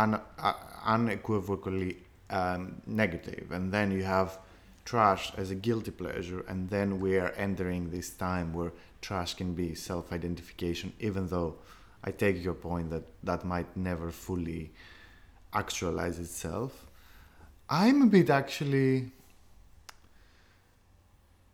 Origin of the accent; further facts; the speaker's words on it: Greece; growing up in Greece